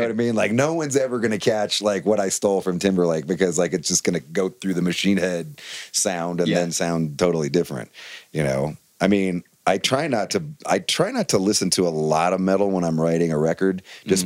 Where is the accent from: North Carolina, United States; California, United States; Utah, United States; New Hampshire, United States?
California, United States; Bay Area; growing up in the Bay Area